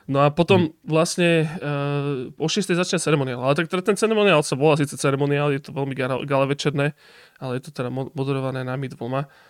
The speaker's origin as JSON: {"language": "Slovak", "town": "Košice", "region": "Košice Region", "country": "Slovakia", "said": "A potom rok na to už ja s Jabočkom Stepom sme boli doma v Košiciach"}